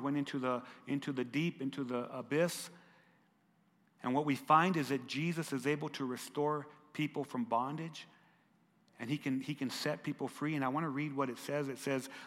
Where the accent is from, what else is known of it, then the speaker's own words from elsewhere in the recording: Lordsburg, New Mexico, United States; We grew up together in Lordsburg, New Mexico